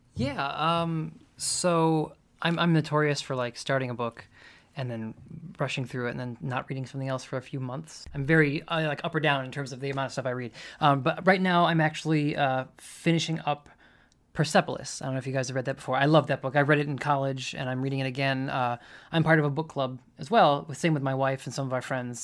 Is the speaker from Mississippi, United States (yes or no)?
no; Michigan, United States; moved away as an adult; now in Louisville, United States; I grew up in Michigan